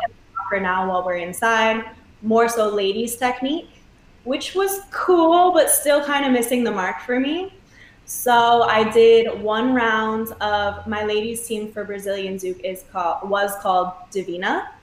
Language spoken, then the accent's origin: English; Michigan, United States; moved away as an adult; now in New York, United States; I'm from Michigan, born and raised. Lived there till I was 18 with my amazing family.